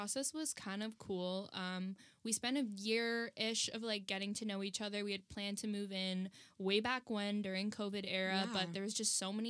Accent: Barrie, Ontario, Canada; now in Toronto, Canada; I'm from Barrie

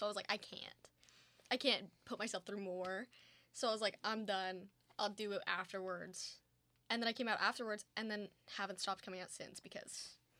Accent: Stratford, Ontario, Canada; I grew up in Stratford, Ontario.

